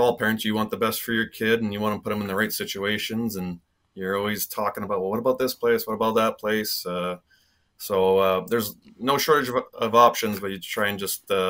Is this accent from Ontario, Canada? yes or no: no; near Swift Current, Saskatchewan, Canada; growing up in Saskatchewan